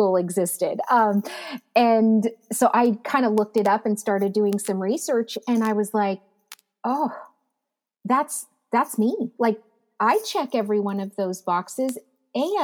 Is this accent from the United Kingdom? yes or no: no; Abbotsford, British Columbia, Canada; I was born and raised in Abbotsford, BC, up in Canada